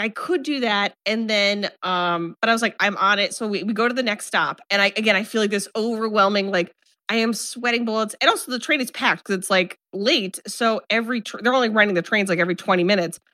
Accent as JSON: {"language": "English", "region": "Midwest", "country": "United States", "accent": "flat Midwestern", "said": "I have such a flat Midwestern accent"}